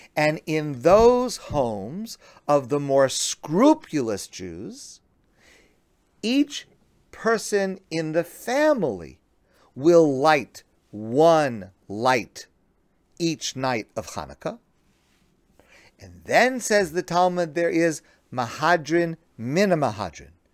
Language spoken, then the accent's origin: English; United States; I'm an American